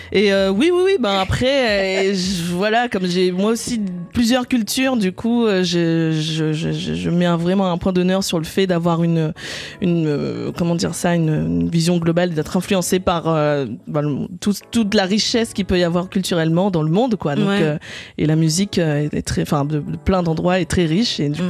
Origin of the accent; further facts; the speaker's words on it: Réunion; moved away as an adult; now in Paris, France; j'ai grandi sur l'île de la Réunion et ça fait maintenant euh, plus de 13 ans que je suis à Paris